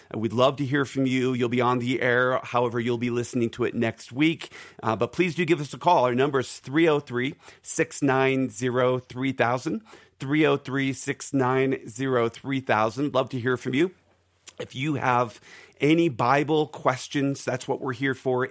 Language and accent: English; Philadelphia, Pennsylvania, United States; now in Denver, United States; That's my neck of the woods. I'm from Philadelphia